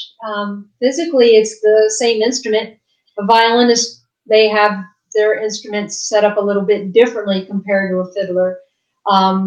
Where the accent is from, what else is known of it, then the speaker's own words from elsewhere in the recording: West Virginia, United States; moved away as an adult; now in Nashville, United States; I'm originally from West Virginia.